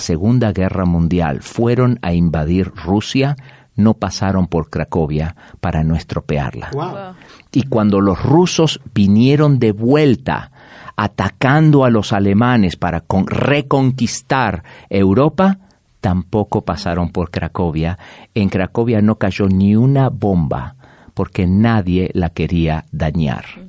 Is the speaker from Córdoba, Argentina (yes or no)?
no; Buenos Aires, Argentina; moved away as an adult; also born or lived in Chicago / Atlanta / Mexico; now in Orlando, United States; Yo nací en la ciudad de Buenos Aires toda mi vida y de ahí me mudé a la ciudad de Chicago